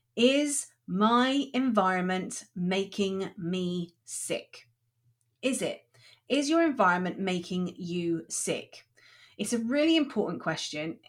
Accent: Chard, South West England, United Kingdom; moved away; also born or lived in Liverpool; I was born in Liverpool, and, but I grew up in Somerset, and I grew up in a, in a town called Chard

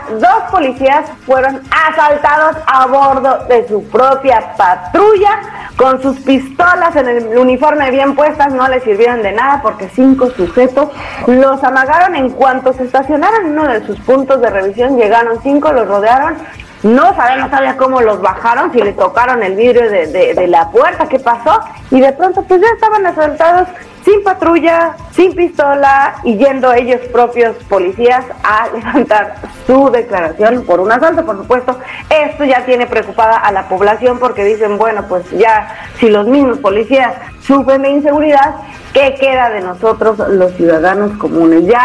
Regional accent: Mexico; No, ya no, la verdad es que nosotros, incluso como mismos mexicanos, la verdad es que cuando tienes que tomar carretera lo piensas dos veces

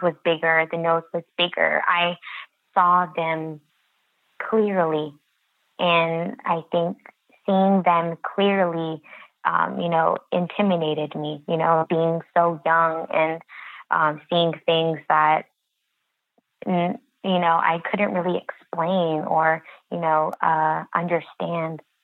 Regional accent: United States; I am Native American and I grew up on the reservation all my life

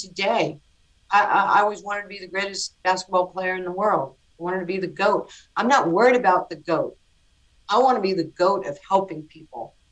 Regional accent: New York City, New York, United States; born or raised there

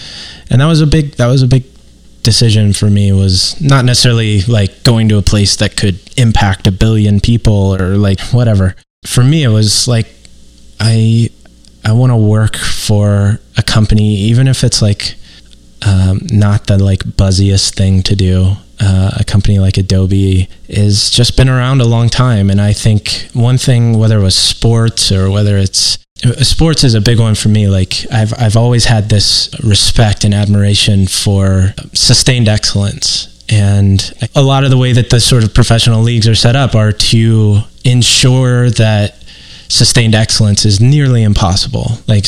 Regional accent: Midwest, United States; yes, I'm from the Midwest. Yes, I have Midwestern guilt.

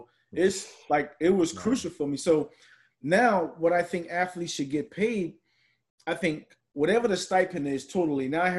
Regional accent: Charleston, South Carolina, United States; I was from Charleston.

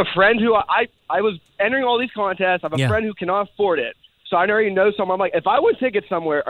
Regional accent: Pittsburgh, Pennsylvania, United States; I'm from Pittsburgh. I live up here.

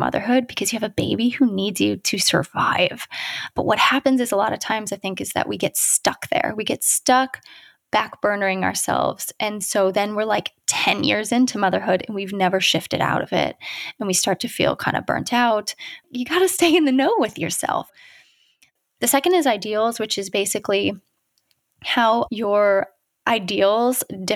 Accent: Ohio, United States; now in California, United States; I'm from Ohio. I live in California now, so we are a long way from home

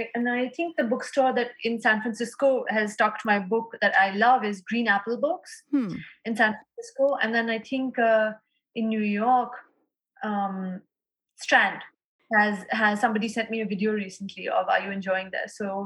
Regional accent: Lahore, Punjab, Pakistan; And especially in my hometown of Lahore, I hope to do a reading there in the next year.

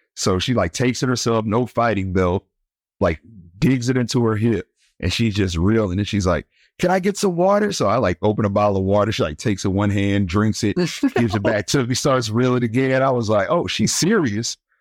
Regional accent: East St. Louis, Illinois, United States; moved away as an adult; now in Destin, United States; I'm originally from East Saint Louis, Illinois, so right across the river from Saint Louis

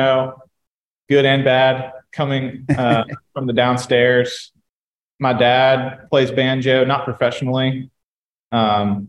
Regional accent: Nashville, Tennessee, United States; I am from Nashville, Tennessee

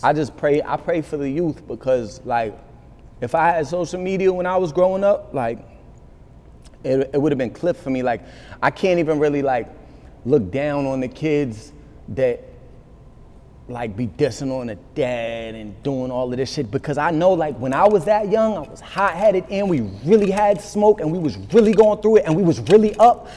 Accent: Massachusetts, United States; moved away as an adult; also born or lived in New York; in my hometown, in Mass.

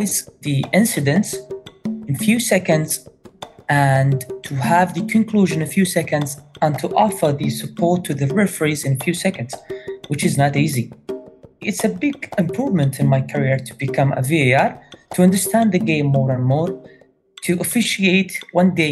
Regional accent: Qatar; I'm a Qatari referee. I'm from Qatar

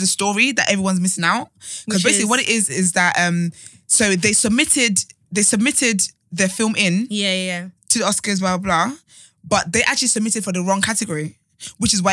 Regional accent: Nigeria; we're black and we're Nigerian

